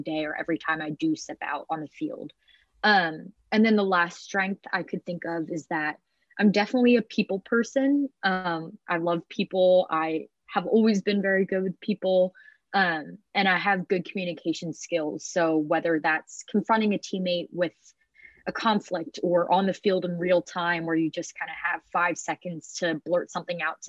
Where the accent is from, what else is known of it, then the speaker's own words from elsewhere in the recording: Haddonfield, New Jersey, United States; I'm from Haddonfield, New Jersey, which is like 10 minutes outside of Philadelphia